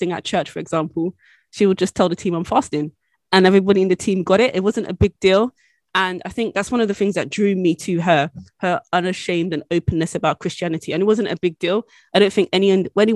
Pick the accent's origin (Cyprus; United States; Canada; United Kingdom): United Kingdom; accent: British; As you might be able to tell from my accent, I am British